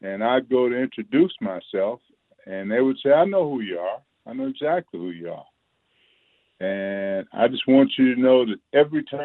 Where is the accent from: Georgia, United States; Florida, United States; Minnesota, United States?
Florida, United States; Hastings; now in Kentucky, United States; many communities like the one that I grew up in down in Hastings, Florida